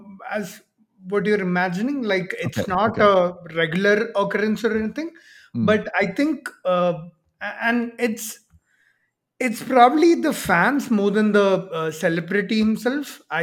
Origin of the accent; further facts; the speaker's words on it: Kerala, India; now in Bangalore, India; I live in Bangalore right now, but oh, okay. I'm from Kerala.